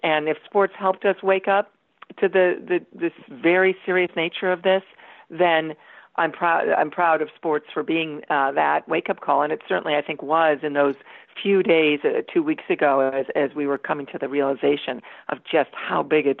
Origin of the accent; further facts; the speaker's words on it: Toledo, Ohio, United States; moved away; We grew up in Toledo, Ohio